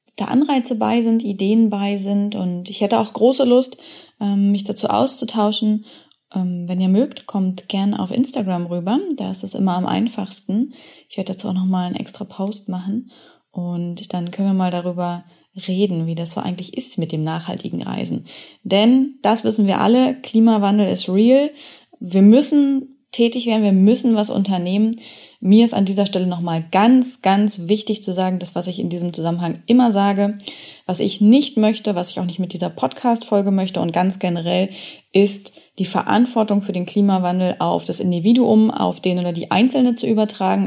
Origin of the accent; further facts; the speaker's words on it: Germany; ich bin in Deutschland aufgewachsen